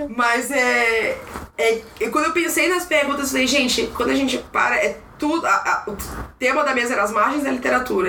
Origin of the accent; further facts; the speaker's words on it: Maranhão, Brazil; now in São Paulo, Brazil; sou do Maranhão